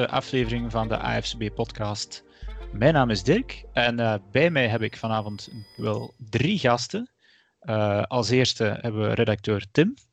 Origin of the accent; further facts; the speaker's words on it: Flanders, Belgium; Want dat is als Vlaming, als Belg niet eh, vanzelfsprekend.